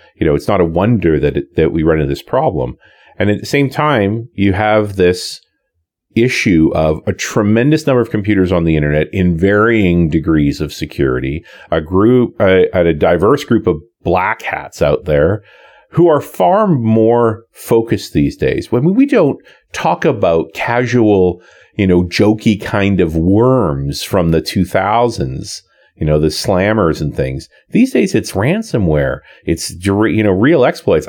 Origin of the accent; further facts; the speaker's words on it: Canada; I'm Canadian